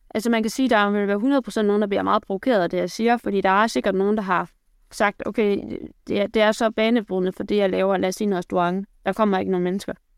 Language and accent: Danish; Aarhus, Central Denmark Region, Denmark; accent: Jutlandic; jeg kommer fra Aarhus. Der er lige lidt jude, det kan I måske høre i løbet af udsendelsen